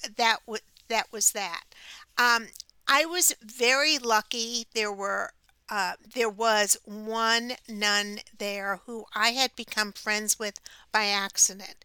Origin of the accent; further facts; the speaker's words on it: New York, United States; as a young child, growing up in New York, in a neighborhood with a bunch of kids.